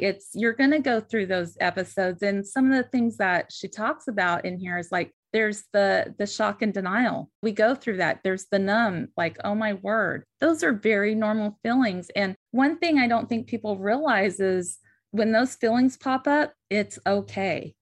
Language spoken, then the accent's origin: English; the West, United States; born or raised there; now in Southern United States